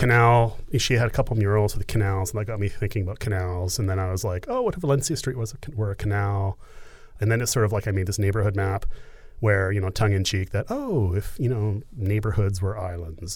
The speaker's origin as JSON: {"language": "English", "country": "Canada", "said": "I'm Canadian"}